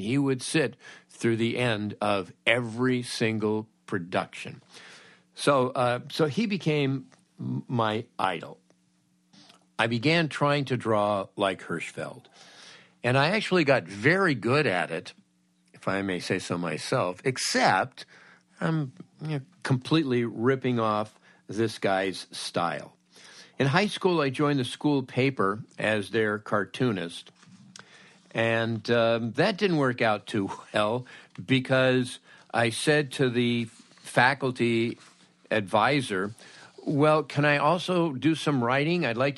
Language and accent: English; Woodland Hills, California, United States; I grew up in Woodland Hills in the San Fernando Valley.